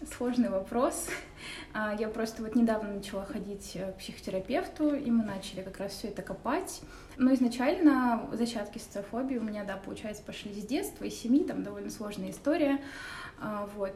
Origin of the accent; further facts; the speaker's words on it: Saint Petersburg, Russia; я родилась в Петербурге, коренной житель